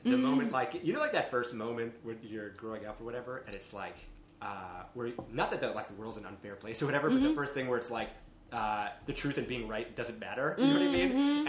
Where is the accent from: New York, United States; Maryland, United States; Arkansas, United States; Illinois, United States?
Maryland, United States; Rockville; I'm from Rockville